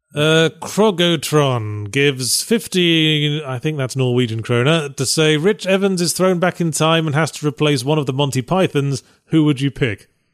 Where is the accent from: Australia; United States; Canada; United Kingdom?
United Kingdom; accent: British; my quippy British accent